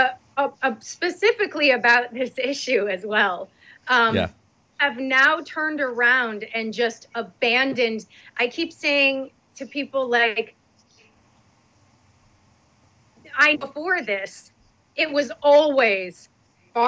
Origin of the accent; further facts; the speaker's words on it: Northeast, United States; I'm from the Northeast